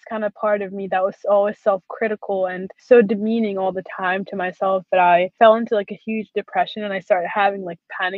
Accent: Syria; now in United States; I grew up in Syria

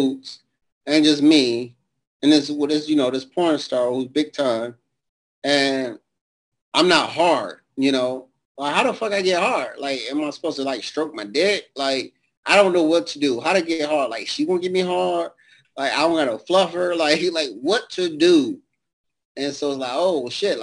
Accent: Detroit, Michigan, United States; also born or lived in Savannah, Georgia; growing up in Detroit was rough

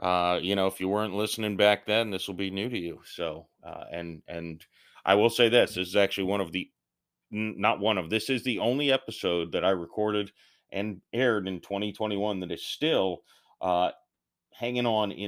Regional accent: St. Petersburg, Florida, United States; St. Petersburg, Florida.

